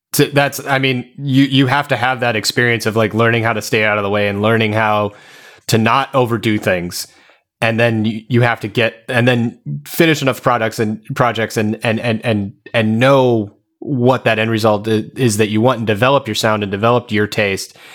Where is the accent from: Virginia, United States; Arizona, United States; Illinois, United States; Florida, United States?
Arizona, United States; I played in a bunch of bands growing up in Arizona